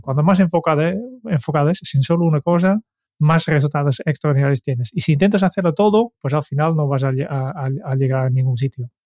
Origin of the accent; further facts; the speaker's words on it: Netherlands; Spanish is a second language; moved away; yo soy holandés